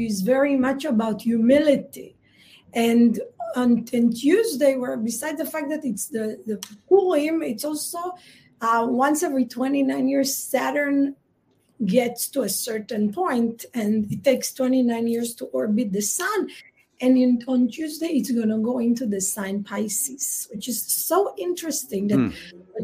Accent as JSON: {"language": "English", "country": "Israel", "tie": "born or raised there", "said": "you and I grew up in Israel."}